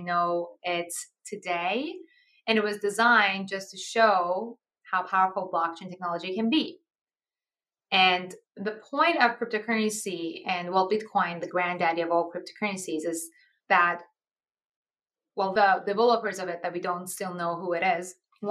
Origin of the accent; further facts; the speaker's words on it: Iran; moved away; I'm actually originally from Iran